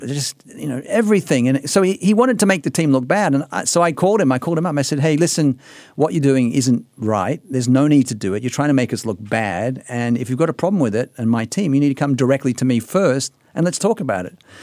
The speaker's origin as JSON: {"language": "English", "country": "Australia", "said": "being an Australian"}